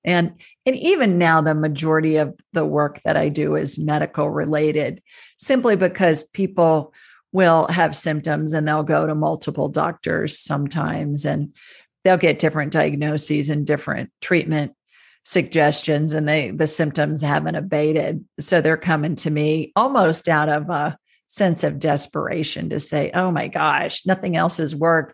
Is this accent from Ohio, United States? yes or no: yes; Ohio, United States; moved away; where I grew up in Ohio